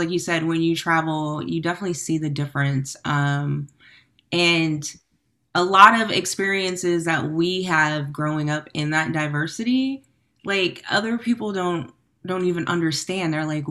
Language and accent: English; Sacramento, California, United States; So I'm from Sacramento